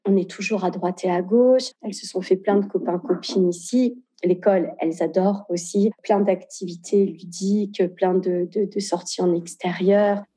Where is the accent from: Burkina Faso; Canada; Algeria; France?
France; moved away as an adult; now in Lisbon, Portugal; je suis née en France, mais euh, mes parents sont nés au Portugal